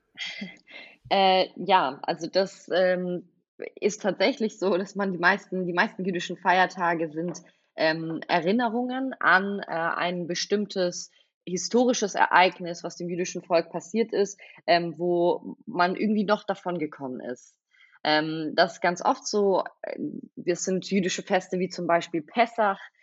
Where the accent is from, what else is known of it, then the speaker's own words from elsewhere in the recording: Stuttgart, Baden-Württemberg, Germany; first language Russian; German is a second language; moved away as an adult; now in Berlin, Germany; ich bin in Stuttgart geboren, ähm, hier aufgewachsen, ja, hier zur Schule gegangen